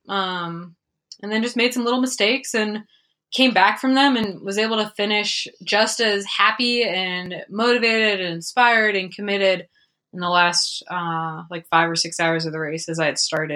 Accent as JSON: {"language": "English", "town": "Prescott", "region": "Arizona", "country": "United States", "tie": "born or raised there", "said": "it'll be fun 'cause it's my hometown"}